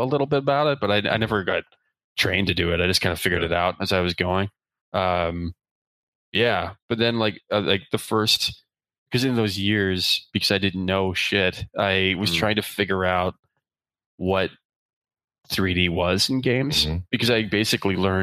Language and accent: English; Eastern Canada, Canada; first language English; I grew up in Eastern Canada